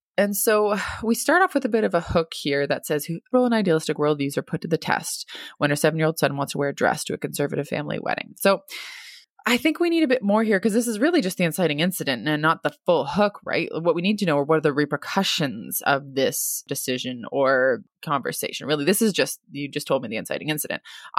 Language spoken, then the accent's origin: English; Germany; also born or lived in United States; I grew up in Germany and the USA, am fully bilingual, but prefer to write in English, the language that I live in most days.